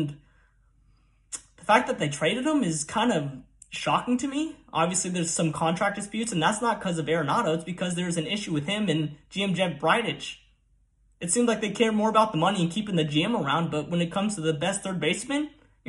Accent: Colorado, United States; I grew up in Colorado

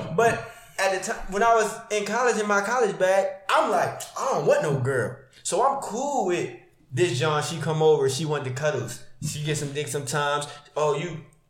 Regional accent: Houston, Texas, United States; I'm from Houston, but I'm just down here.

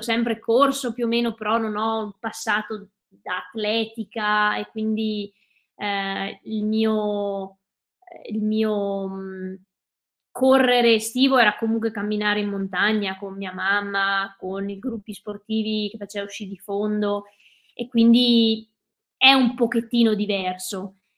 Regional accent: Cadore, Veneto, Italy; sono veneta, sono nata e cresciuta in Dolomiti, eh, in Cadore precisamente

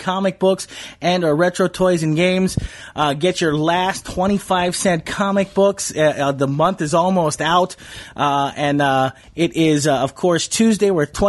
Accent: Hawaii, United States; also born or lived in Canoga Park, Los Angeles, California; I was raised out here, kind of like you.

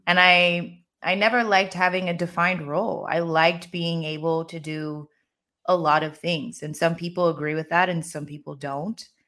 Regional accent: Maryland, United States; moved away as an adult; also born or lived in Los Angeles / Paris; now in Barcelona, Spain; I grew up in the States. I grew up in Maryland

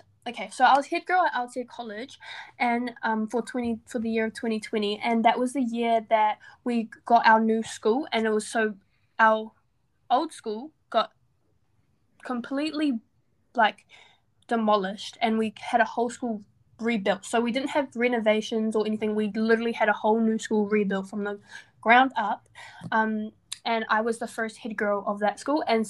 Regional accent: Porirua, Wellington, New Zealand; I was born in Kenepuru Hospital in Porirua. So I'm from Wellington, Porirua.

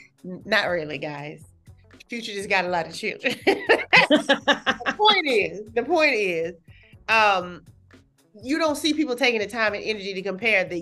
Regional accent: California, United States; I'm from California

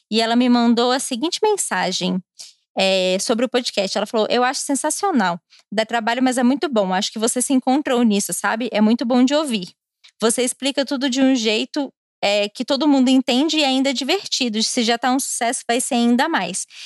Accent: Goiás, Brazil; É, eu sou goiana e quando o micro, micróbio do caralho passar, a gente vai comer uma pamonha no Gerivá.

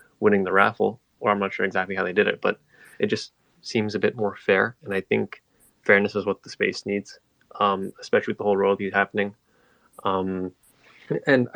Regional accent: New York, United States; I'm a New Yorker

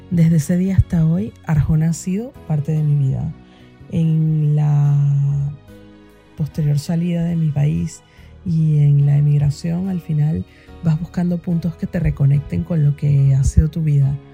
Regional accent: Venezuela; now in Spain; mm, soy venezolana y ahora vivo en España desde hace más de 12 años.

